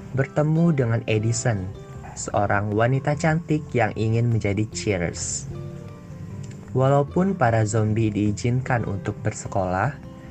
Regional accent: Bogor, West Java, Indonesia; Aku juga asalnya dari Bogor

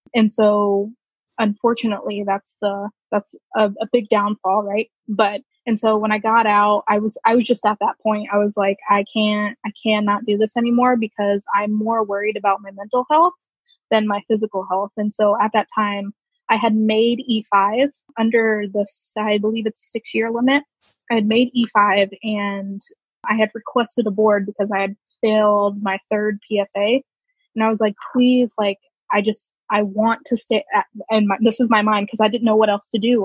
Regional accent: Woodbridge, Virginia, United States; I'm originally from Virginia, Woodbridge, which is about 20 minutes outside of uh, Washington, D.C.

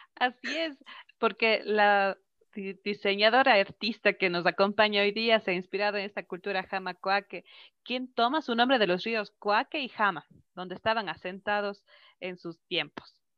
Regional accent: Cuenca, Azuay, Ecuador; rescatar nuestra identidad como cuencanos, como ecuatorianos

